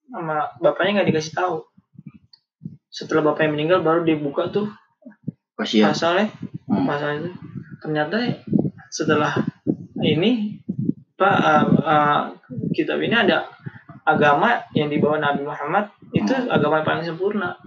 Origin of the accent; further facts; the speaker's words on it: Jakarta, Indonesia; Nih, kita orang Betawi nih nyari guru.